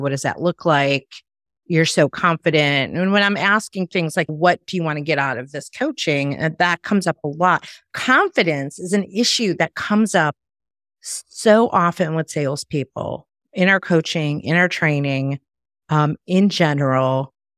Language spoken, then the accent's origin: English; Chicago, Illinois, United States; moved away as an adult; now in Myrtle Beach, United States